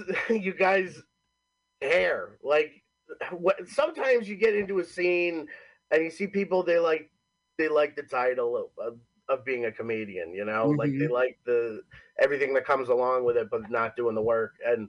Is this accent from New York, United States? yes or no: yes; Homer, New York, United States; now in Cortland, United States; so technically I'm from Homer, New York, live in Cortland, New York, which is like 45 minutes south of Syracuse